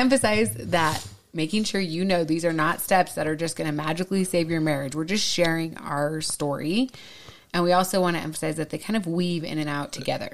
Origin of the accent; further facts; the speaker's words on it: Minnesota, United States; accent: Minnesota; moved away; my Minnesota accent comes right back out